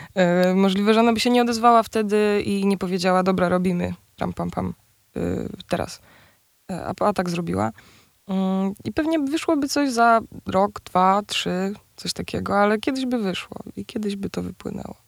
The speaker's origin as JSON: {"language": "Polish", "area": "near Częstochowa", "region": "Silesian Voivodeship", "country": "Poland", "moved": "yes", "lives_now": "Warsaw, Poland", "said": "jesteśmy obie z Częstochowy, spod Częstochowy w sumie"}